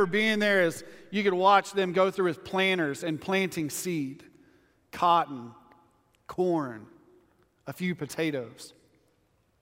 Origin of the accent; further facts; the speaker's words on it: West Texas, United States; I grew up in West Texas my whole life.